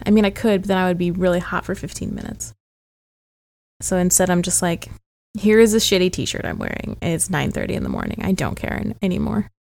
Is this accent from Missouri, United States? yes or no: yes; St. Louis, Missouri, United States; moved away; I'm from Saint Louis